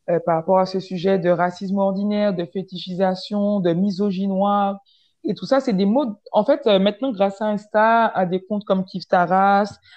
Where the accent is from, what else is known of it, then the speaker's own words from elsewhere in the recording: French West Indies, France; moved away as an adult; Moi, j'ai pas grandi en France hexagonale, donc j'ai grandi aux Antilles, donc c'est pas vraiment posé le problème, entre guillemets euh, avant que j'arrive en, France hexagonale pour les études, tu vois.